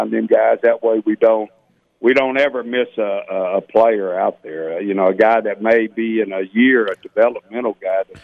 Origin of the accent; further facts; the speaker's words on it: Houston, Texas, United States; moved away as an adult; now in Las Vegas, United States; I grew up in Houston, Texas